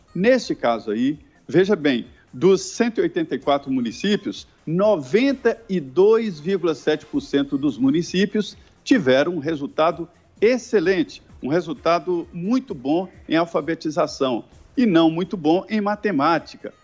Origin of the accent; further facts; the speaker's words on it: Minas Gerais, Brazil; Eu sou de Minas Gerais, é um estado que leva a mineração no próprio nome